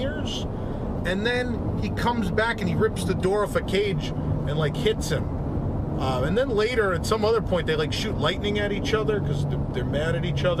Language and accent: English; New York, United States; Being a New Yorker